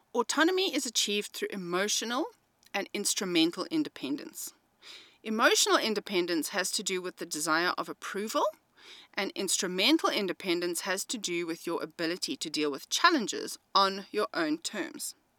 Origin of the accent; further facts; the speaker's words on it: South Africa; I am an English-speaking South African